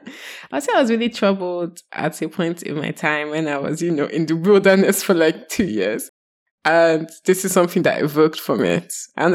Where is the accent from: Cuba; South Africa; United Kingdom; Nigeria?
Nigeria; as a Nigerian girl, I think she's very sassy to her mommy and her daddy